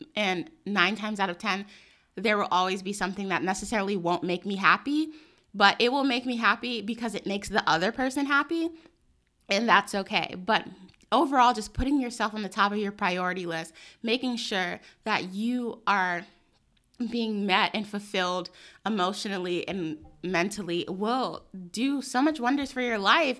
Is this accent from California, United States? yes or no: no; New York City, New York, United States; I grew up in New York City